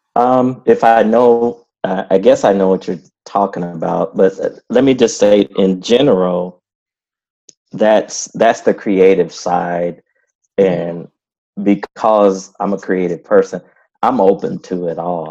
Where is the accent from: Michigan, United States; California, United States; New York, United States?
Michigan, United States; Flint; moved away; also born or lived in Lincoln, Illinois; I was actually born in little people don't know that little town Lincoln, Illinois, but I grew up in Flint, Michigan